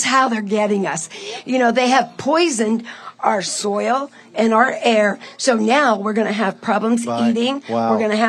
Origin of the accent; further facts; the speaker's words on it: Pittsburgh, Pennsylvania, United States; I'm from Pittsburgh.